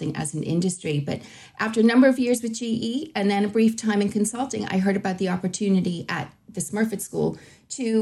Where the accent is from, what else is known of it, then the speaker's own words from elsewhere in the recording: Boston, Massachusetts, United States; moved away as an adult; now in Ireland; I hail originally from Boston and I came to Ireland quite a long time ago to go to university